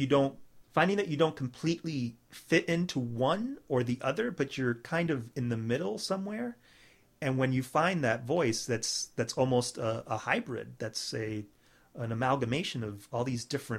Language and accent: English; Miami, Florida, United States; I'm Cuban American, and I was born and raised here in Miami